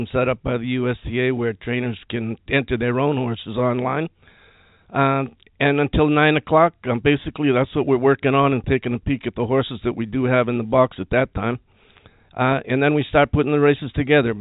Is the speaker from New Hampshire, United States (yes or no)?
yes; Manchester, New Hampshire, United States; moved away; Originally, I'm from Manchester, New Hampshire.